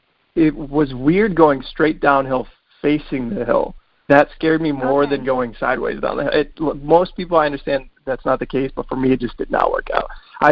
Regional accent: Connecticut, United States; We actually live in Connecticut. Both my business partner, Sam, and I, we grew up in Connecticut.

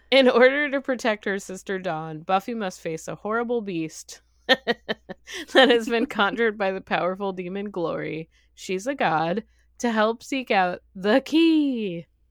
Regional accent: New England, United States; I grew up in New England

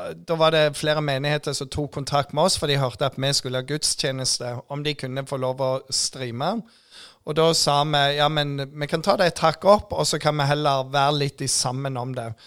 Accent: Jæren, Rogaland, Norway; jeg er jærbu

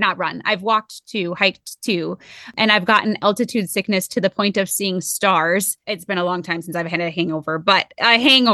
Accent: Minnesota, United States; now in Colorado, United States; I know from Minnesota, it was like, we were at sea level, we were 500 feet. So coming here into Colorado has been a huge adjustment.

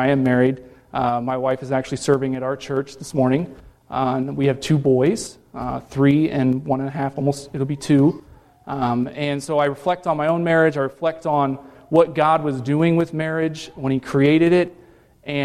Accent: Cincinnati, Ohio, United States; also born or lived in Columbus, Ohio; I grew up in Cincinnati, born and raised there, and then I moved up to Columbus for college

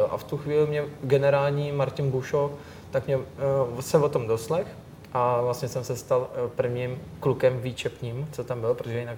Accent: Stříbrná Skalice, Central Bohemian Region, Czechia; Teď jsem, jo, jo, jsem původně ze Stříbrní Skalice a já jsem tam teď i nedávno měl oslavu narozenin s kamarádama

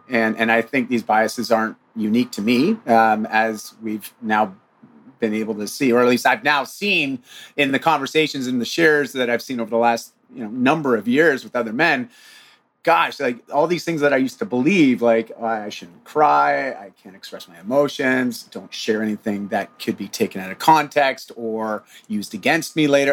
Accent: Ontario, Canada; I'm from Ontario.

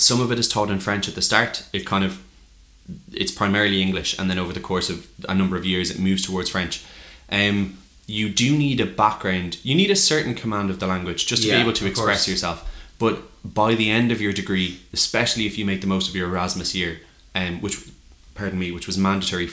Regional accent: Tipperary, Munster, Ireland; moved away as an adult; also born or lived in Cork; I'm from Tip.

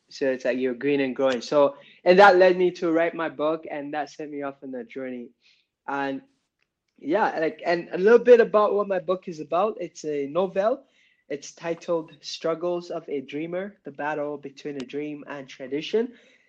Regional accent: Nigeria; moved away; So my family and I, we emigrated from Nigeria in 2001, you know, with my mom, my dad, and my siblings.

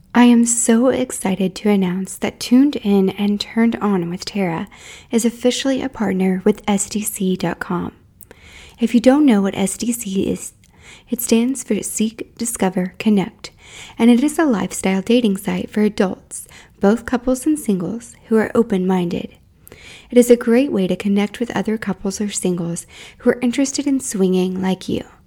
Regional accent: Kentucky, United States; moved away; also born or lived in Tennessee; I am originally from Kentucky, just like I lived in a town on the Tennessee Kentucky state line, but I lived in Kentucky a lot of the time

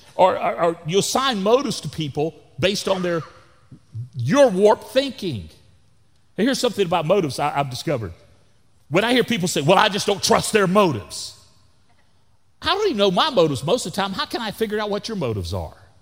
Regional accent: Florida, United States; also born or lived in Texas / Canada; now in Wimberley, Texas, United States; where I grew up in Florida

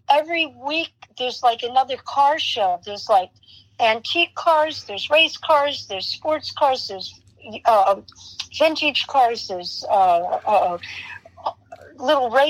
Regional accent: Miami, Florida, United States; born there; Um, coincidentally, I was born in Miami, Florida.

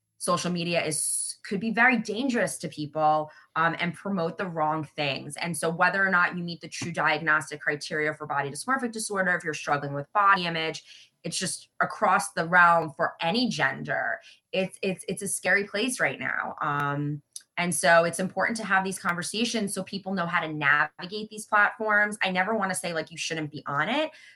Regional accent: Long Island, New York, United States; we're both obviously from Long Island

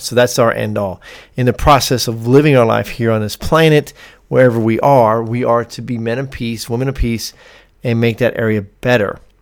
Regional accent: United States; as Americans

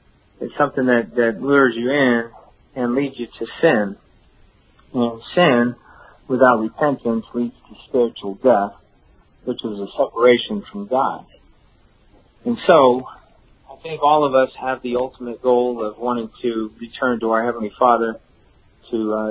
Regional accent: Las Vegas, Nevada, United States; moved away as an adult; now in New Braunfels, United States; I grew up in Las Vegas. I was born and raised in Las Vegas, Sin City.

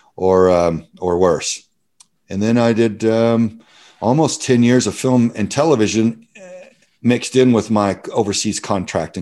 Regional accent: Southern Texas, United States; I grew up in Southern Texas

